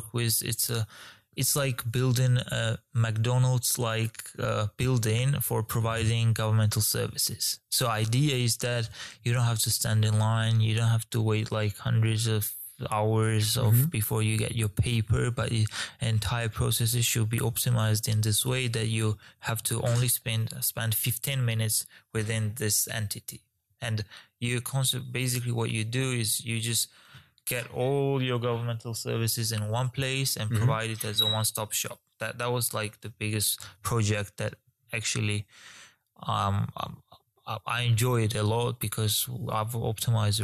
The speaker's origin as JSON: {"language": "English", "country": "Georgia", "also_born_or_lived": "Ukraine", "moved": "yes", "said": "I'm originally from Georgia."}